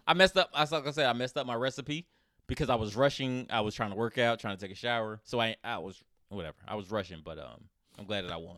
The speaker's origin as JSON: {"language": "English", "country": "United States", "said": "I'm, I'm American"}